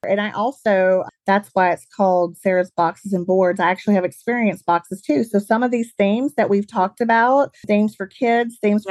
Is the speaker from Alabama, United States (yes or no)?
yes; Alabama, United States; accent: Southern; moved away as an adult; also born or lived in Birmingham, Alabama; now in St. Louis, United States; I grew up in the South, as you guys can probably tell from my accent. I grew up in Alabama